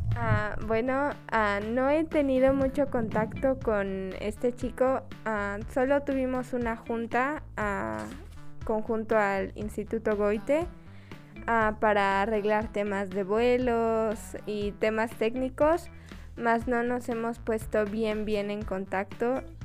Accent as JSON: {"language": "Spanish", "country": "Mexico", "said": "yo, como cualquier mexicana"}